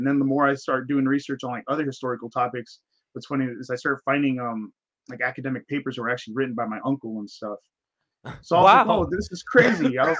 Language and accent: English; United States; also born or lived in Mexico; We grew up in the United States.